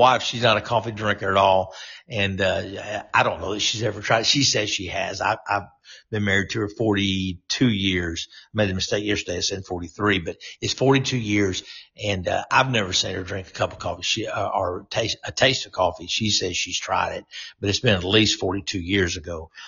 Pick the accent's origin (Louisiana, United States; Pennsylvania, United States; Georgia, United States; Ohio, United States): Louisiana, United States; North; even though I was a Yankee from North Louisiana.